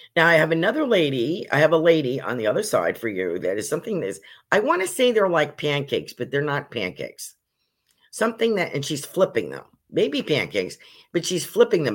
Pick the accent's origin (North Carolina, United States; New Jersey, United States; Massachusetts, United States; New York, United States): New York, United States; also born or lived in Poconos, Pennsylvania; now in Sarasota, United States; I was originally from New York State